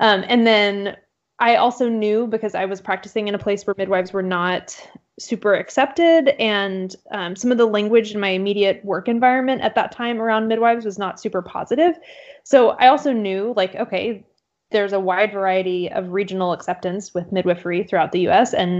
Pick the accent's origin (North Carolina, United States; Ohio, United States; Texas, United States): Texas, United States; Central; moved away as an adult; also born or lived in Austin, Texas / Atlanta, Georgia; now in Portland, United States; I'm not originally from Portland. I've lived kind of all over, but I grew up in Central Texas